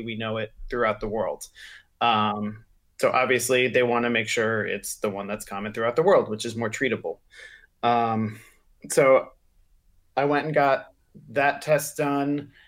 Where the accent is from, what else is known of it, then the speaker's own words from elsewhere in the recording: the South, United States; I'm from the South